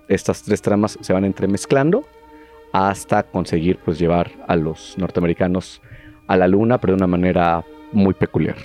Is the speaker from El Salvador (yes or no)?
no; Mexico; Los mexicanos consumíamos un montón de cine argentino